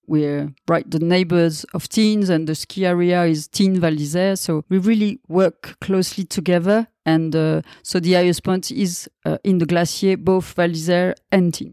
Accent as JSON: {"language": "English", "town": "Val d'Isère", "region": "Auvergne-Rhône-Alpes", "country": "France", "tie": "born or raised there", "second_language": "English", "said": "I'm born and raised in Val d'Isère, and I'm really happy to live here now all the time"}